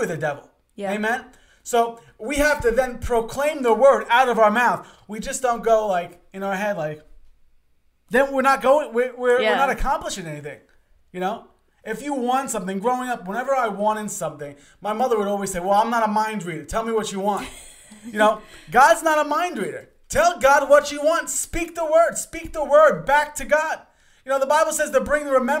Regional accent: New York City, New York, United States; I'm originally from Queens, Long Island area

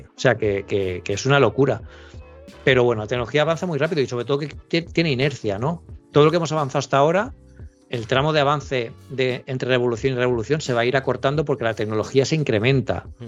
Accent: Elche, Valencian Community, Spain; now in Barcelona, Spain; yo vivo en Barcelona, pero yo soy de Elche, en, en, Alicante, yo tengo la familia allí

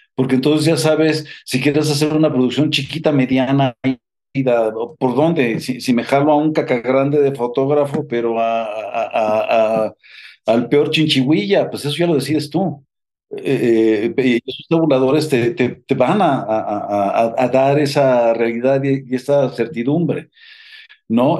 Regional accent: Mexico; en México nunca hemos tenido un, un o un sindicato

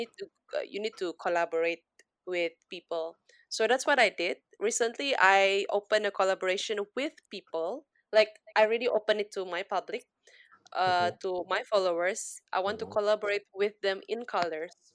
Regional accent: Jakarta, Indonesia; moved away as an adult; now in Malaysia; I came from Jakarta, raised and born and raised over there in Jakarta for 17 years

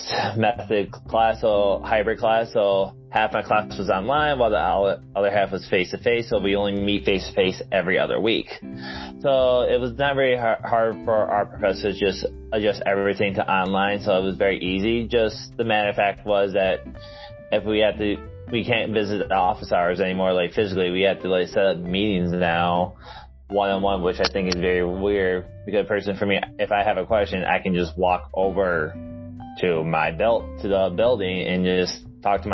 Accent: Port Huron, Michigan, United States; moved away; also born or lived in South Dakota; I'm originally from Port Huron, Michigan

